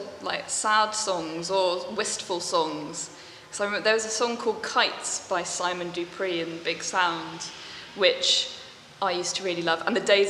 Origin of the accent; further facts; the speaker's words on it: Buckinghamshire, South East England, United Kingdom; moved away as an adult; now in Bristol, United Kingdom; In Buckinghamshire. So sort of between High Wycombe and Amersham, kind of just northwest of London, like London suburbs, basically.